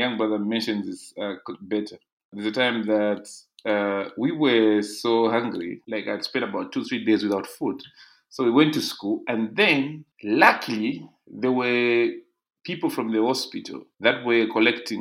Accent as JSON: {"language": "English", "town": "Ndola", "region": "Copperbelt Province", "country": "Zambia", "tie": "born or raised there", "said": "I grew up in a place called Ndeke in Ndola"}